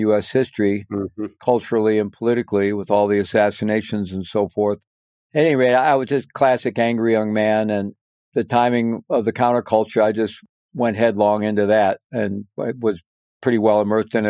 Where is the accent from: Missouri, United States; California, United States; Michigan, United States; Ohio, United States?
Missouri, United States; moved away as an adult; also born or lived in Peru; I was growing up in Missouri